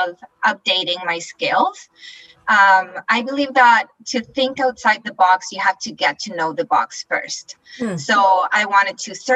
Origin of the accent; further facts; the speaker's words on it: Chile; moved away as an adult; now in Canada; I'm originally from Chile in South America. And I moved to Canada all by myself.